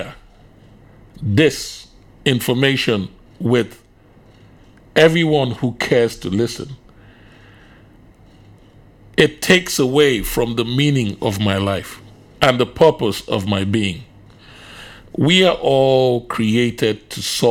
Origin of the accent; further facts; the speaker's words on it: Nigeria; moved away as an adult; also born or lived in England / Finland; now in Indonesia; I was born in England, spent literally all my childhood in Nigeria, went back to England when I was 18 years old